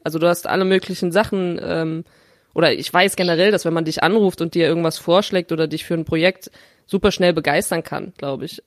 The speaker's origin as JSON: {"language": "German", "region": "Rhineland", "country": "Germany", "tie": "born or raised there", "said": "in meiner Heimatstadt äh, im, im schönen Rheinland"}